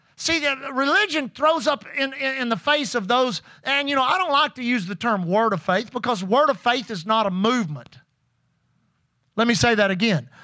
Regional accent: Pasadena, Texas, United States; being saved as a six-year-old boy in Aletha Groover's Sunday school class, First Assembly of God Church in Pasadena, Texas

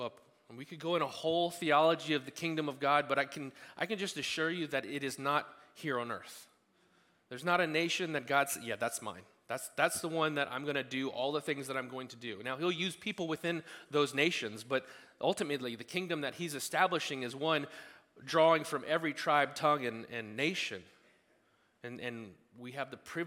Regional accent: United States; I love being an American citizen. I was born here

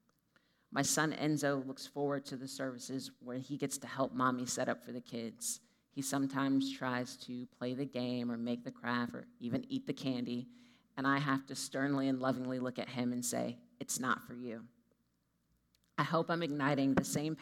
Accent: Georgia, United States; now in Pittsburgh, United States; the church I grew up in Georgia

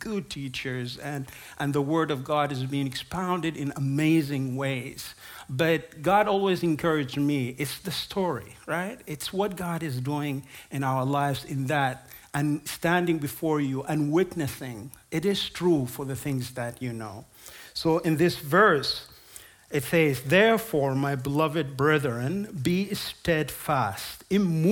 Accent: South Sudan; I'm from South Sudan. I was born and raised there

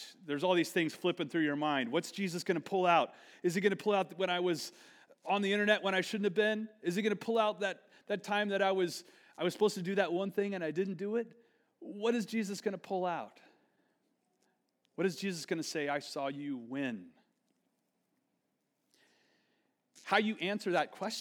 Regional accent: Texas, United States; moved away; I'm from Texas. I'm about to go back down there for spring break.

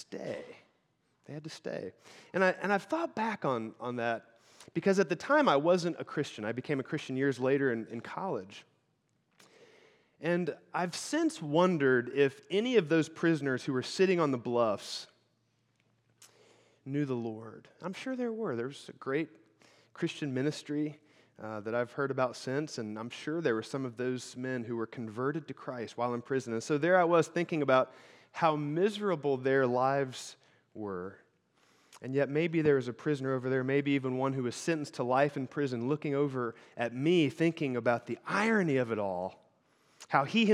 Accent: Illinois, United States; now in Michigan, United States; I grew up in Illinois. The house I grew up in was in the middle of the Shawnee National Forest

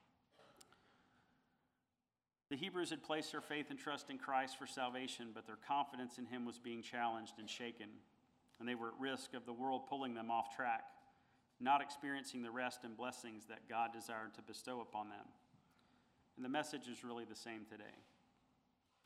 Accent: United States; being part of the greatest country in the world

